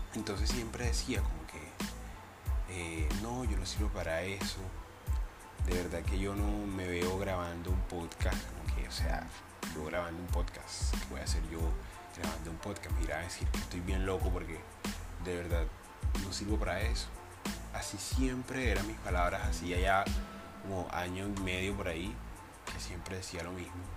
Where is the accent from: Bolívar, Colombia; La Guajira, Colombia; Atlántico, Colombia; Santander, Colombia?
Bolívar, Colombia; Cartagena; soy colombiano, soy cartagenero